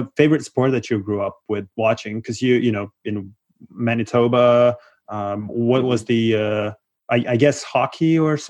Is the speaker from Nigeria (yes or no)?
no; Moldova; moved away; cause I'm originally from Moldova